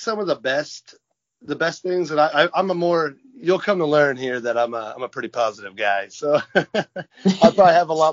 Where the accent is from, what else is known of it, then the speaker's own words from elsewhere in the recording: near Lafayette, Indiana, United States; Lafayette, Indiana was... Yep. Close to my hometown